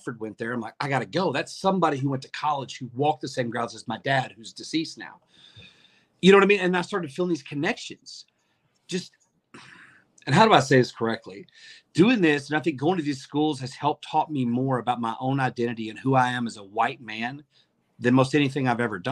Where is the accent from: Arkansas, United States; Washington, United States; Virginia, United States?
Arkansas, United States; now in Indiana, United States; Growing up in Arkansas, I grew up as basically a card-carrying member of the racist community